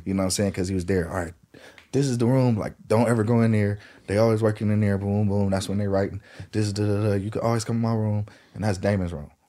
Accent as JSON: {"language": "English", "town": "Lancaster", "region": "California", "country": "United States", "tie": "born or raised there", "also_born_or_lived": "Inglewood, California / North Hollywood, California", "said": "we moved from Inglewood, ninety-second and Van Ness to Lancaster, finished school out there, did school out there, and then I came back out here to North Hollywood"}